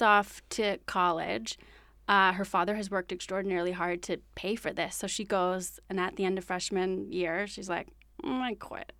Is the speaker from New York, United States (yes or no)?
no; Lawrenceville, New Jersey, United States; born or raised there